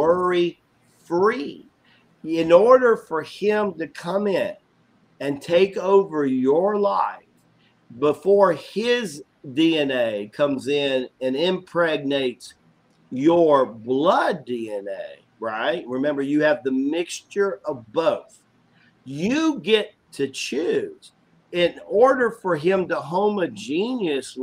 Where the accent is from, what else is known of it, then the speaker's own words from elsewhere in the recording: Tennessee, United States; country boy. I'm from Tennessee